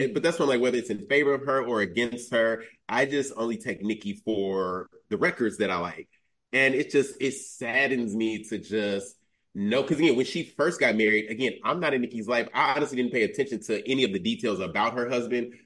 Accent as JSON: {"language": "English", "town": "Chicago", "region": "Illinois", "country": "United States", "tie": "born or raised there", "said": "I'm born and raised in Chicago"}